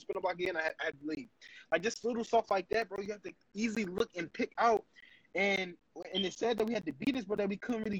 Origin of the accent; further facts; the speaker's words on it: Philadelphia, Pennsylvania, United States; living in North